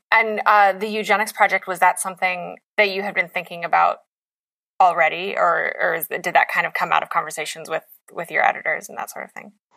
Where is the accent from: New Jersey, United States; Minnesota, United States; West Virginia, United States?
West Virginia, United States; as an Appalachian